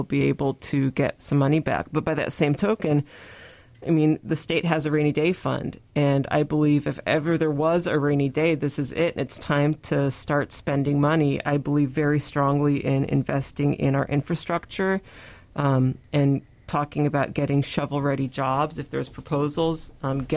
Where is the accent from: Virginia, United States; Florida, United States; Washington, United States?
Washington, United States; Tri-Cities; also born or lived in Sunnyside, Washington; I grew up in the Tri-Cities